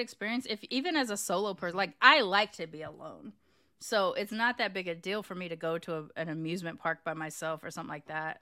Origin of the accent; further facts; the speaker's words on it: California, United States; moved away as an adult; also born or lived in Los Angeles; now in Texas, United States; as a Californian